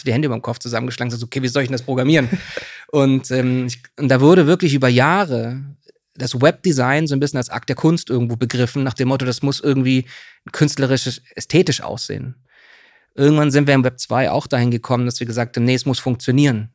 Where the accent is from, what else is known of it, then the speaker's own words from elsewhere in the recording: Swabia, Germany; also born or lived in Bautzen, Saxony / Hamburg; now in Berlin, Germany; aufgewachsen bin ich in Süddeutschland im Schwaben